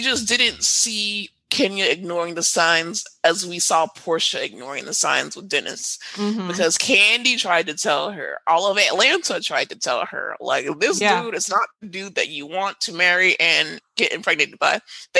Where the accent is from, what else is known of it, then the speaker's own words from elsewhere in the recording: Trinidad & Tobago; I'm also Trinidadian, so yeah.